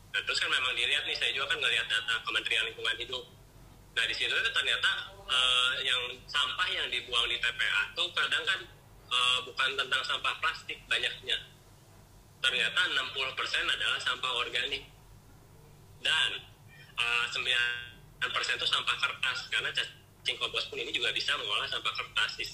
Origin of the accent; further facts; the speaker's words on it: Bandung, West Java, Indonesia; asal dari kota Bandung kalau dulu sih kerjanya saya kerja di bank